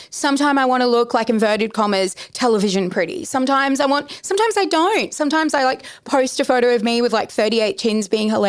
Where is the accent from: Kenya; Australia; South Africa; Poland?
Australia; Brisbane, Queensland; I'm Brisbane. I'm Brisbane Arab.